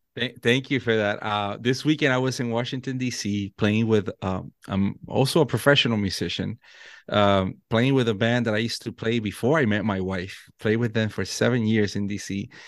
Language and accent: English; Puerto Rico; first language Spanish; English is a second language; moved away as an adult; now in Virginia, United States; I was born and raised in Puerto Rico.